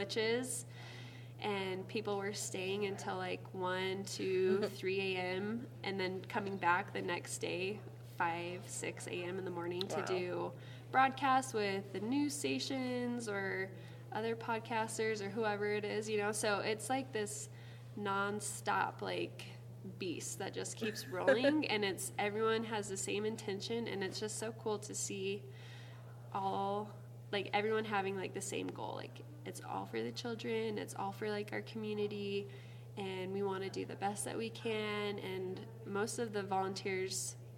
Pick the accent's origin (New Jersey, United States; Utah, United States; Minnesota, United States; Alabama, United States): Utah, United States; South Jordan; moved away as an adult; now in Page, Arizona, United States; I'm from Salt Lake, South Jordan.